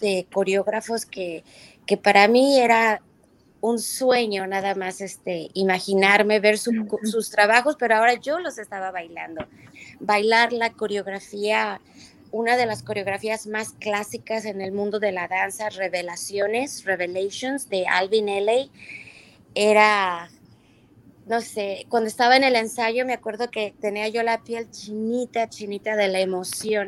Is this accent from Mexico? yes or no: yes; Mexico; moved away as an adult; also born or lived in New York, United States / Lisbon, Portugal; now in United States; yo a los 18 años me fui de México